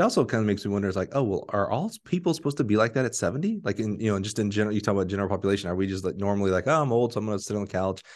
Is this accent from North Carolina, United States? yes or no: no; Alabama, United States; I'm from Alabama